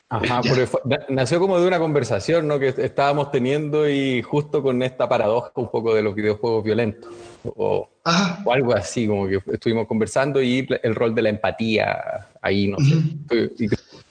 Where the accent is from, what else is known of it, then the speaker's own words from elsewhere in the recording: Chile; soy psicólogo y también soy chileno